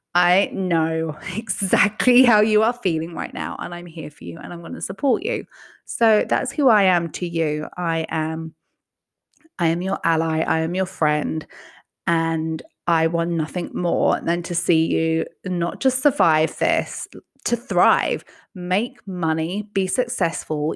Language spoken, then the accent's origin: English; England, United Kingdom; now in United States; growing up in England where healthcare was never something you just had to worry about